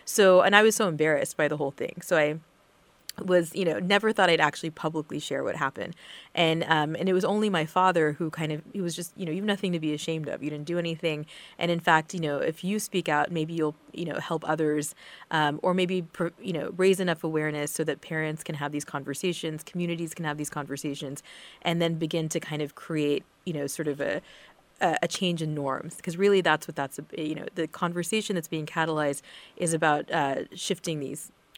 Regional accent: Texas, United States; which is where I'm from Texas, born there.

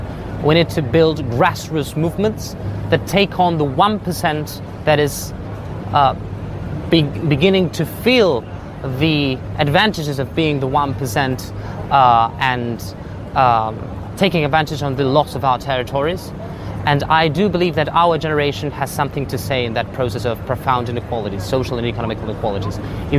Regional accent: Buenos Aires, Argentina; English is a second language; My message to world leaders as Argentinian, I'm from Buenos Aires, I'm from a country that right now has near it's half of the, of its population in poverty.

